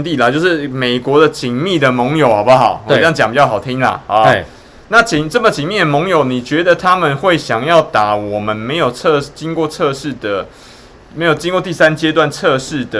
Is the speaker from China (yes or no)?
no; Taiwan; 那台湾呢？你也可以想象，我们台湾人跑到美国去的时候，会是第一像是白人一样的一等公民吗？